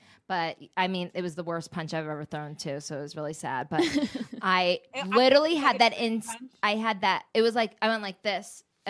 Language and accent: English; Sequoia, New Jersey, United States; I grew up in Sequoia.